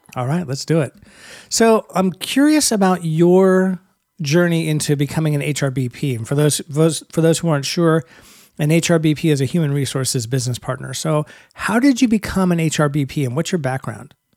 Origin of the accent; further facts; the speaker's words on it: Bay Area, California, United States; I'm from the Bay Area. I was in Silicon Valley for twenty years